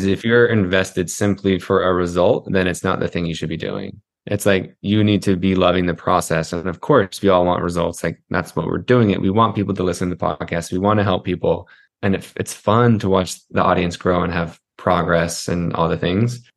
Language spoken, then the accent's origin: English; Utah, United States; I grew up in Utah.